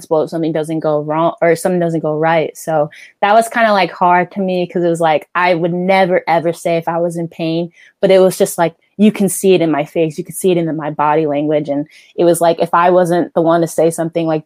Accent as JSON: {"language": "English", "region": "New Jersey", "country": "United States", "tie": "born or raised there", "said": "growing up in Jersey"}